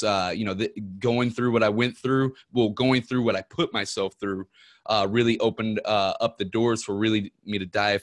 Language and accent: English; Ferguson, Missouri, United States; I'm from Ferguson, Missouri